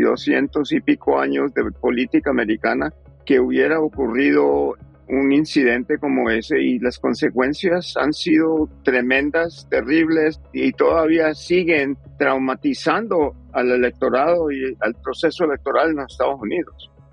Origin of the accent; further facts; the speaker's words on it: Colombia; now in United States; yo soy colombiano